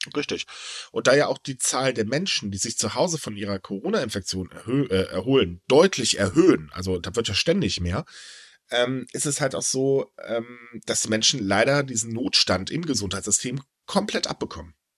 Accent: Northern Germany, Germany; also born or lived in Japan; now in Cologne, Germany; ich bin Norddeutscher

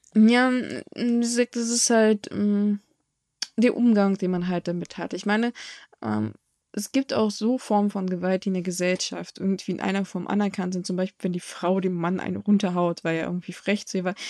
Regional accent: Germany

